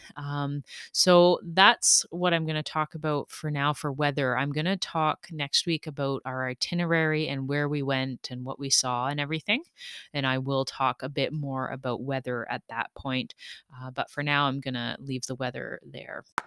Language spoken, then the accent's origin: English; Canada; We all had our Canadian flags